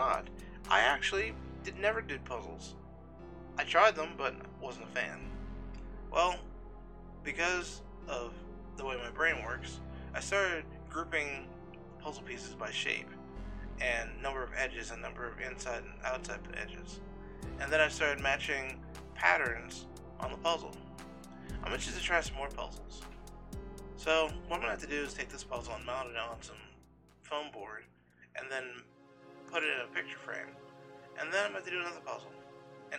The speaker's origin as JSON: {"language": "English", "region": "Pennsylvania", "country": "United States", "tie": "born or raised there", "said": "my home state where I've been born and bred for 40 years?"}